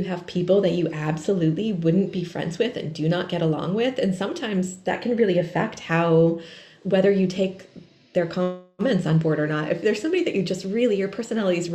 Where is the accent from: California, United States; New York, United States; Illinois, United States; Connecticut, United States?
Connecticut, United States; my family moved to the town that I grew up in Connecticut in the 1600s.